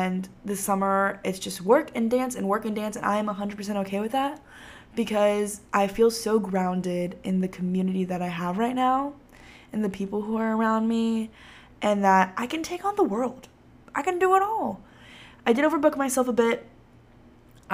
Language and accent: English; Texas, United States; growing up in Texas